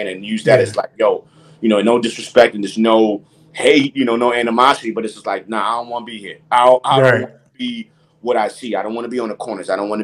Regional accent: New York City, New York, United States; I grew up on 169th Washington Avenue, to be exact, the projects over there

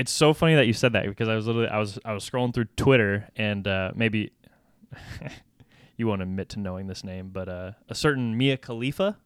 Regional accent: United States; I'm an American

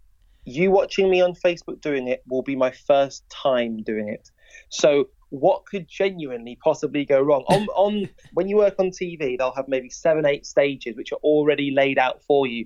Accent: Wolverhampton, West Midlands, United Kingdom; I'm from Wolverhampton

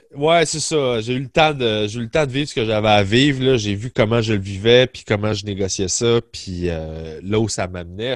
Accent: Sainte-Julie, Quebec, Canada; moved away as an adult; also born or lived in Longueuil; j'ai grandi à Sainte-Julie sur la rive sud de Montréal.

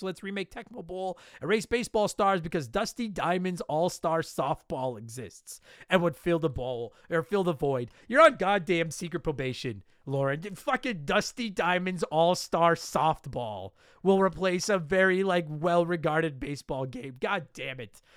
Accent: Calgary, Alberta, Canada; I grew up in Calgary as a kid.

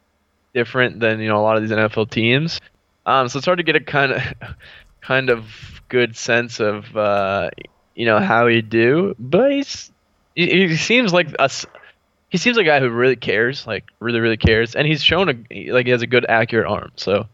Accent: California, United States; even though I grew up in California

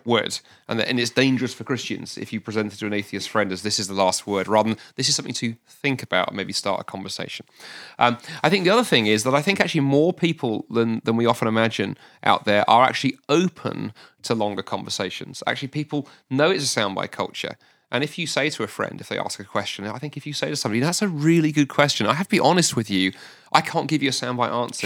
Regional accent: London, United Kingdom; moved away as an adult; now in Scotland; I was raised in London

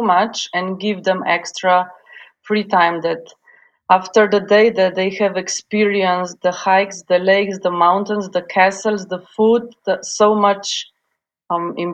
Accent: Slovenia; also born or lived in Yugoslavia; now in Ljubljana, Slovenia; I'm from Slovenia, which is a beautiful, green, tiny country on the sunny side of the Alps.

